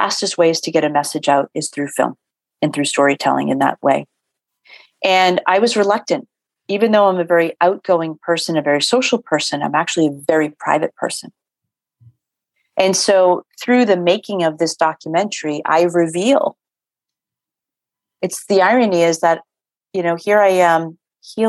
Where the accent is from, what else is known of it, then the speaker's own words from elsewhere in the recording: Boston, Massachusetts, United States; I'm born and raised in Boston